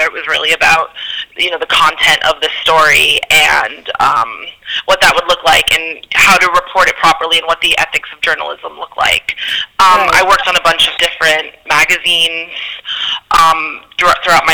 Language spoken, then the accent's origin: English; Scranton, Pennsylvania, United States; moved away as an adult; now in New York, United States; I actually grew up in Scranton, Pennsylvania.